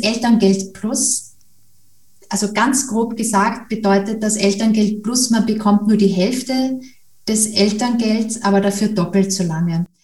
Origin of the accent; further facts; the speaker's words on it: Austria; Ich komme ja aus Österreich